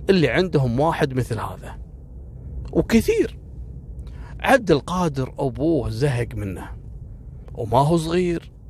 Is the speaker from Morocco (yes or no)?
no; Kuwait; واكبر دليل على ان اول قصص كانت اشهر واغرب الحوادث اللي حصلت عندنا في الكويت.